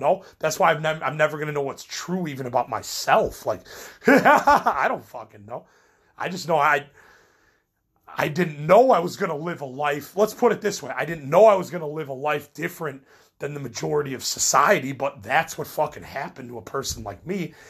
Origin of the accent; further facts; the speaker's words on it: Midwest, United States; I'm from the Midwest